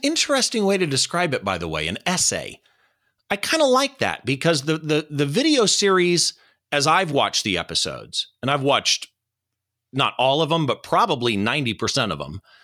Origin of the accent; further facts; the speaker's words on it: Riverside, California, United States; we're down here in downtown Riverside at Tio's Tacos. It's a great taco place down here in my hometown